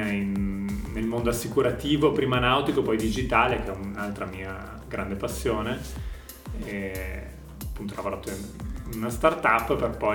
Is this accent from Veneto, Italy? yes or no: yes; Valpolicella, Veneto, Italy; also born or lived in Verona; io sono un ragazzo di 33 anni, sono nato e cresciuto a Verona, nato a Verona e cresciuto in Valpolicella